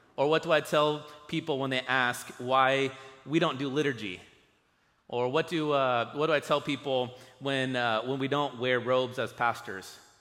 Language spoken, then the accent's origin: English; United States